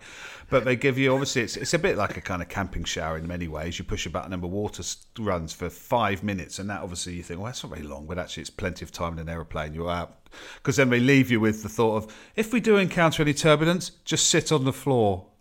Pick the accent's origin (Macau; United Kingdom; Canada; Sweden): United Kingdom; as a Brit